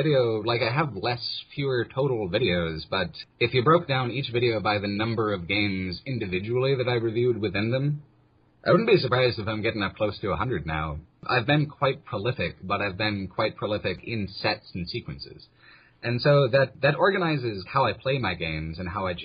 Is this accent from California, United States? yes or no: yes; outside of San Diego, California, United States; I grew up outside of San Diego in California.